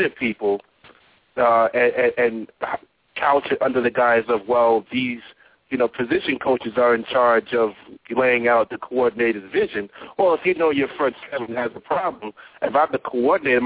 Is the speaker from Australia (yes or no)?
no; Northeast, United States; I'm from the Northeast.